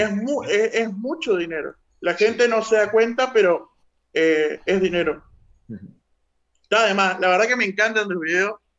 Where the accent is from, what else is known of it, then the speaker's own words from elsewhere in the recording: Uruguay; yo soy uruguayo